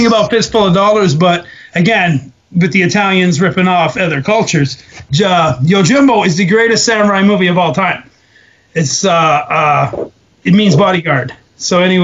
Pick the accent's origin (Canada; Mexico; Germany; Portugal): Canada; Alberta; moved away; also born or lived in Ontario; I was from Alberta and I had my first couple fights there, I had a following